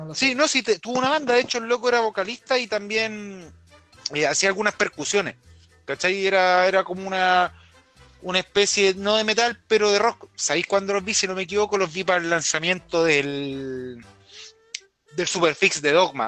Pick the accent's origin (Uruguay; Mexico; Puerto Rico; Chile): Chile; Orgullos como, como chilenos